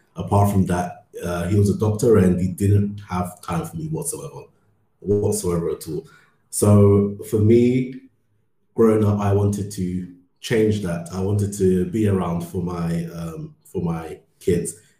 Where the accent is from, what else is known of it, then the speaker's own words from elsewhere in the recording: London, United Kingdom; moved away as an adult; also born or lived in Ghana; now in Berlin, Germany; I grew up in London for most, lived in London for most of my life